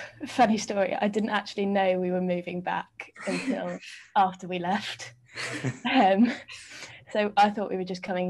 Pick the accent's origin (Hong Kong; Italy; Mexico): Hong Kong; also born or lived in England; I was born in England, and then we moved to Hong Kong when I was seven.